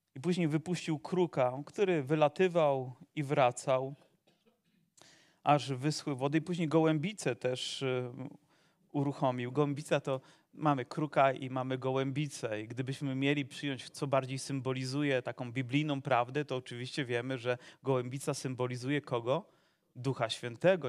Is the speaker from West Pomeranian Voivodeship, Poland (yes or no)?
no; Zagłębie, Silesian Voivodeship, Poland; born or raised there